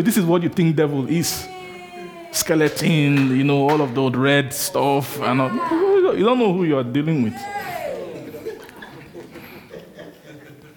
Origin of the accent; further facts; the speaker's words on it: Benin City, Edo, Nigeria; I grew up in Benin, in Nigeria.